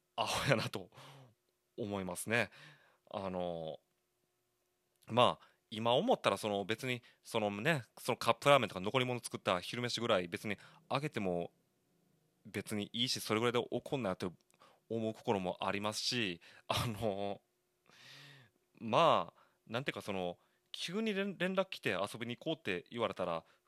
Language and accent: Japanese; Koka, Shiga, Japan; also born or lived in Osaka; 滋賀県甲賀市、信楽町出身と言いますか、生まれは大阪なんですよ。で、小さい頃に、まあ、滋賀県信楽町に引っ越しましてですね。